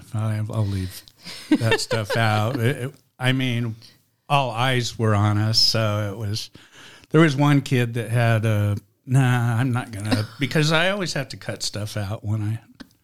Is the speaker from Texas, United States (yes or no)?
no; Fontana, California, United States; I grew up in Fontana.